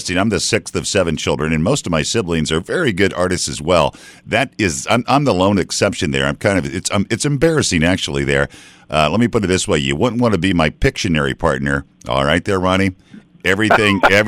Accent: Iowa, United States; moved away; I grew up actually in a very, very small town in Iowa.

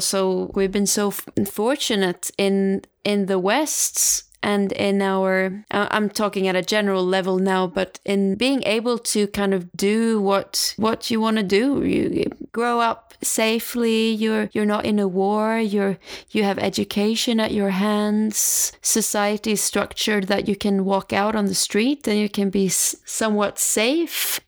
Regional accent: Stockholm, Stockholm County, Sweden; moved away; back to Stockholm, uh, my hometown

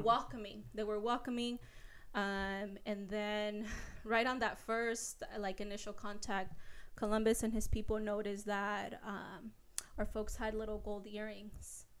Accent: Mexico; now in United States; I was born in Mexico

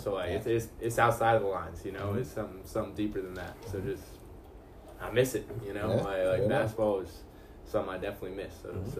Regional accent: Chapel Hill, North Carolina, United States; Yeah, growing up in Chapel Hill, like that's ingrained on you.

